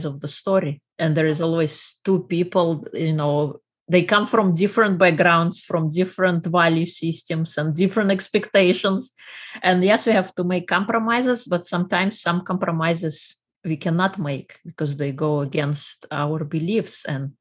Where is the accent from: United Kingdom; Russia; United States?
Russia; moved away; I am originally from Russia